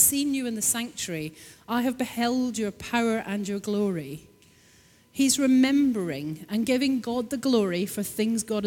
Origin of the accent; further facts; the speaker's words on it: Scotland, United Kingdom; I'm Scottish